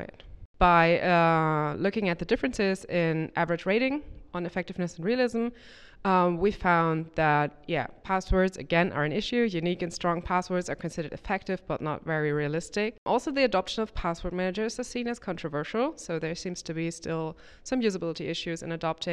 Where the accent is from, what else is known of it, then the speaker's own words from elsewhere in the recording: Germany; I'm from Germany, from the University of Bonn